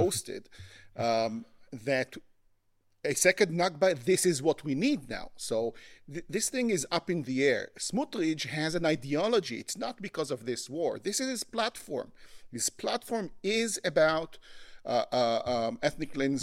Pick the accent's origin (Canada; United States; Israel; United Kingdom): Israel; I was born in Israel. I was raised in Israel.